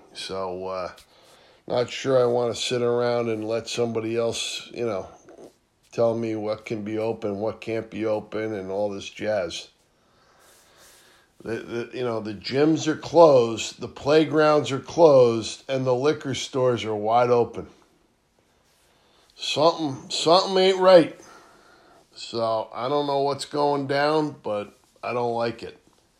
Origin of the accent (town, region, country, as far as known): United States